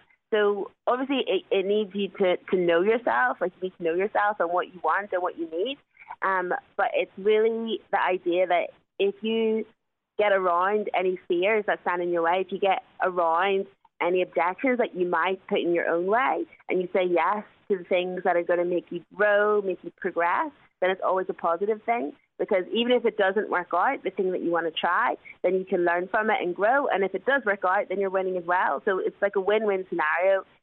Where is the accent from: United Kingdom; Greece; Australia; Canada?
United Kingdom; Belfast, Northern Ireland; I'm born and bred in Belfast